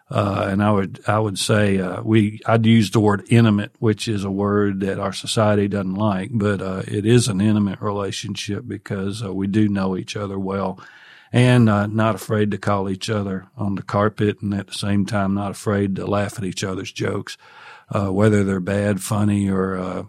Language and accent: English; Tennessee, United States; Well, I grew up in Northwest Tennessee, native Tennessean, in the northwest corner of the state